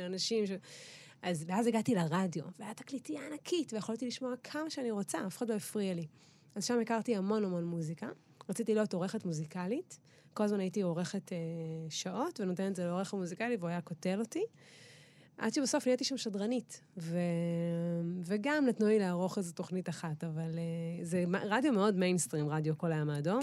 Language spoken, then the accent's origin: Hebrew; Eilat, Southern District, Israel; moved away; also born or lived in Tel Aviv; אני הבנתי שאני גדלתי במקום מטורף, אבל מצד שני נולדתי שם